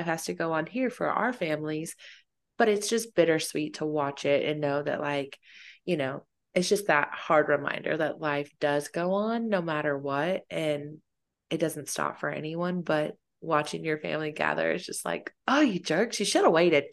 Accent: Fayetteville, United States; moved away; growing up in Fayetteville

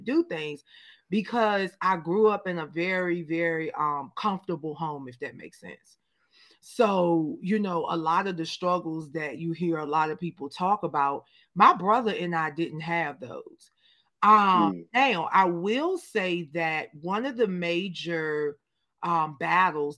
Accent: Danville, Virginia, United States; moved away as an adult; also born or lived in Richmond, Virginia; growing up in, shout out to my hometown, Danville, Virginia, I thank God that I was born and raised in the last capital of the Confederacy

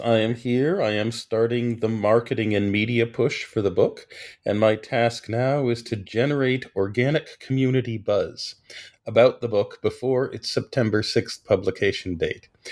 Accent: Washington, District of Columbia, United States; born or raised there

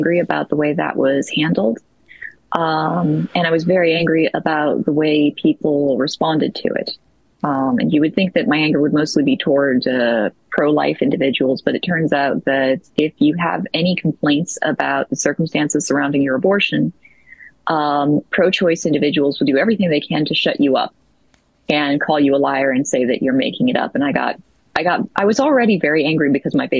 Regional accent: the North, United States; moved away as an adult; now in the South, United States; I grew up in the North. I won't tell you where that is either necessarily, but I grew up in a very, very rural, very isolated northern area of the country.

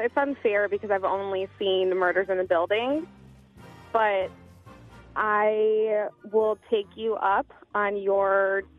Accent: Highland, United States; I'm from Highland.

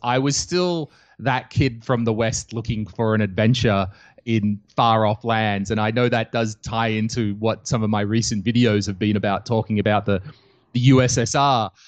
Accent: Australia; moved away as an adult; now in Estonia; I'm Australian and, uh, I grew up in Australia, but, uh, when I was about twenty-six, I decided to travel the world

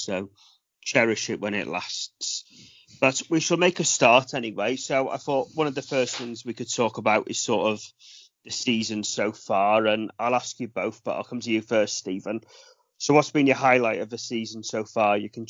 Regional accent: Wales, United Kingdom; being a Welsh boy

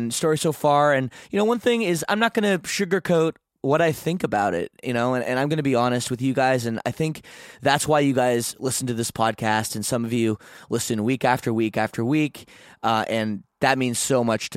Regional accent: Canada; I'm Canadian.

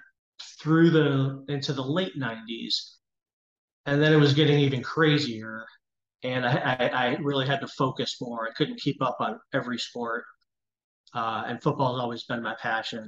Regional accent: Cleveland, Ohio, United States; I grew up in Cleveland

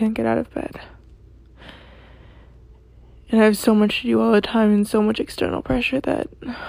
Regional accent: California, United States; I'm 17. I'm from California.

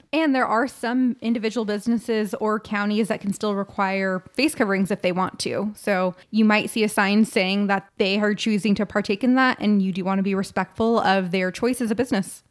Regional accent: California, United States; we're from California

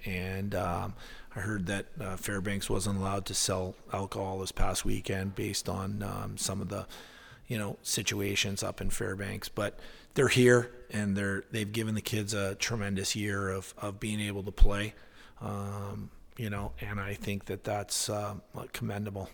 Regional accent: Winnipeg, Manitoba, Canada; moved away as an adult; now in Alaska, United States; It's certainly not what I grew up with in Winnipeg

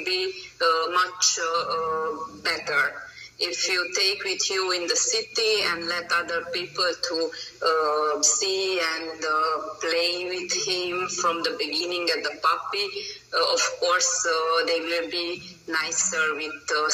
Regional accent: Romania; English is a second language; moved away as an adult; now in Hungary; I'm originally from Romania, but I live from over than 14 years in Hungary. My nationality is Hungarian, but my birthplace is Romania.

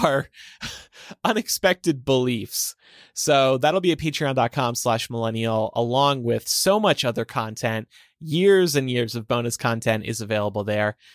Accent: New Jersey, United States; New Jersey. My home state

